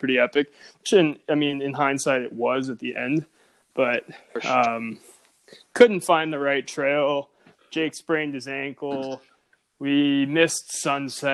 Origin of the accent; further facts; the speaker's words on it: Montana, United States; also born or lived in Bozeman / Whitefish; born and raised in Montana